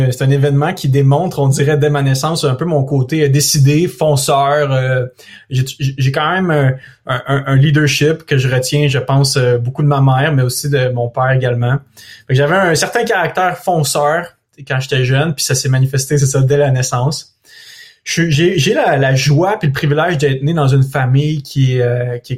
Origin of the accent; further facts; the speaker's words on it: Thetford Mines, Quebec, Canada; born there; je suis né à Thetford Mines, dans une auto qui roulait à 80 km à l'heure sur un boulevard